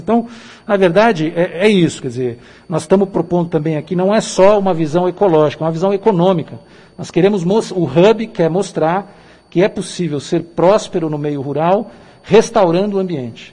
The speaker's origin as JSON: {"language": "Portuguese", "town": "Araraquara", "region": "São Paulo", "country": "Brazil", "also_born_or_lived": "Brasília", "moved": "as an adult", "said": "Depois de 21 anos em Brasília, voltei para minhas terras, que eu sou aqui de Araraquara"}